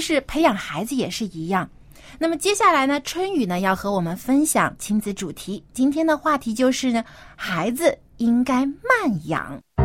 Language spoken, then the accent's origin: Chinese; China; 我们中国人可能也是还有一些这种传统和保守的思想